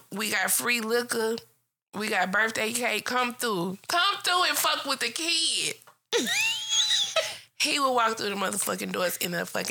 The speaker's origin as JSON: {"language": "English", "town": "Port Arthur", "region": "Texas", "country": "United States", "tie": "born or raised there", "said": "that's the street I grew up on."}